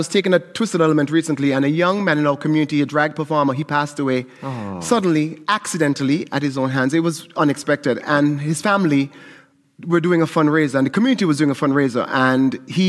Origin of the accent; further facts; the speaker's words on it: St. Kitts & Nevis; moved away; I'm from St. Kitts in the Caribbean, and calypso is a huge part of Caribbean culture.